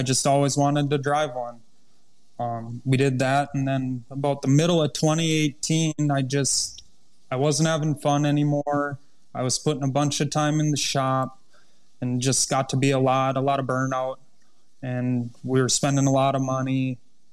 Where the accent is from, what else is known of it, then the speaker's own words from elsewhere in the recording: Underwood, United States; Underwood, my hometown track, I've never had so much fun racing as I do there, and I get to do it in front of all my family and friends